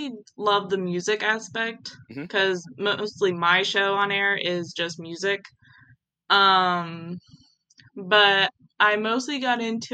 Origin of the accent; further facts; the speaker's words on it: St. Mary's, West Virginia, United States; now in Columbus, United States; I am from St. Mary's, West Virginia. But I also live in Columbus, Ohio.